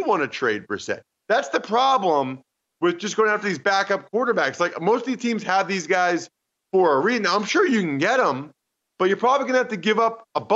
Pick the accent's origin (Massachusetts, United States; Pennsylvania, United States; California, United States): Pennsylvania, United States; Reading; I'm from Reading, Pennsylvania